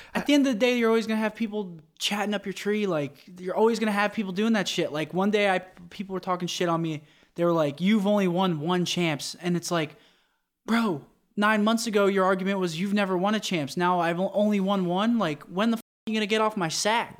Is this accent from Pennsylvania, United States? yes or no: yes; Pennsylvania, United States; I'm from Pennsylvania